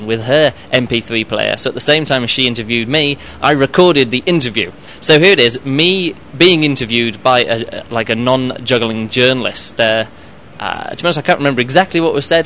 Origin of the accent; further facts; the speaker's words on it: England, United Kingdom; moved away as an adult; now in Berlin, Germany; I'm from England, but I live in Berlin, in Germany